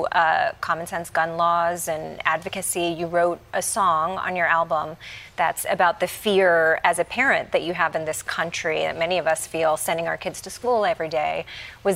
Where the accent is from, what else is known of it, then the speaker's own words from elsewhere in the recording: Kentucky, United States; I'm from Kentucky, so I'm no stranger to Southern phrases